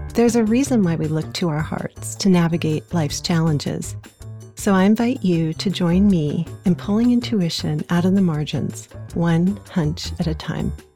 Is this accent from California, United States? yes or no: yes; Los Angeles, California, United States; I grew up in Los Angeles